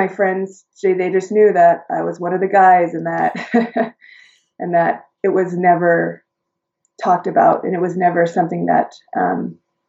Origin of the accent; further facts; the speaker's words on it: Utah, United States; I was born and raised in Utah